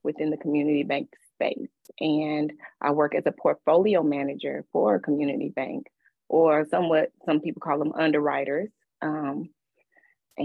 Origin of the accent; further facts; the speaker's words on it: Hopkinsville, Kentucky, United States; accent: country; also born or lived in Chicago, Illinois; raised in Kentucky, old Hop Town.